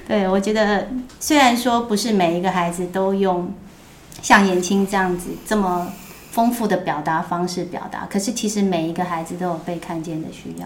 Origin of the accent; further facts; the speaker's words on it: Taipei, Taiwan; 我们以前住的那个地方还有那种， 因为在大王洞，对。那种旧社区